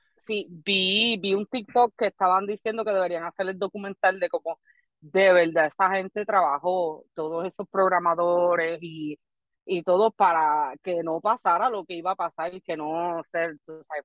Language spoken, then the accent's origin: Spanish; Barranquitas, Puerto Rico; first language Spanish; now in Florida, United States; yo soy nativa del pueblo de Barranquitas, pero me encuentro en la estadidad acá en, Florida